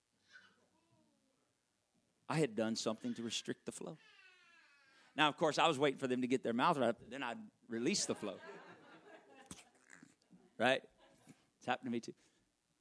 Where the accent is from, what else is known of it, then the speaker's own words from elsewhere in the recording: Arkansas, United States; moved away; I'm from Arkansas